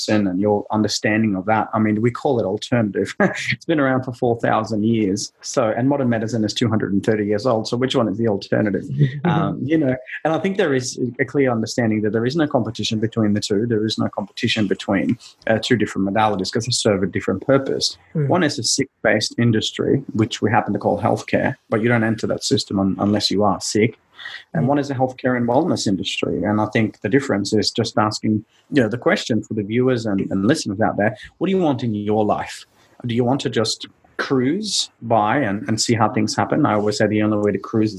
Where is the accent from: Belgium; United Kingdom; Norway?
Norway; growing up in a small family in Norway, for those of you who have seen the movie Frozen is actually based on my hometown in Norway, a tiny little town of 20,000 people called Arendale. And born and raised in the snow